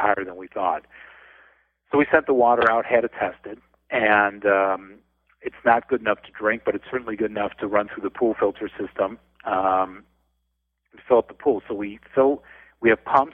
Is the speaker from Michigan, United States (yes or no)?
yes; Detroit, Michigan, United States; moved away as an adult; now in Los Angeles, United States; I grew up in the Midwest. I grew up with attic fans